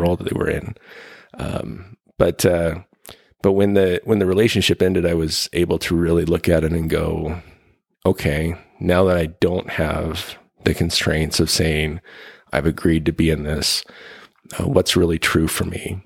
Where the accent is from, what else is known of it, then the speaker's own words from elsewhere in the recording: Ogden, Utah, United States; I was born in Utah, uh, northern Utah in Ogden